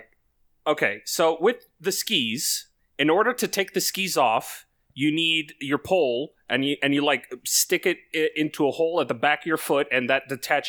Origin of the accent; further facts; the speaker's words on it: Canada; Being Canadian, yeah, but... I should like the snow a whole lot more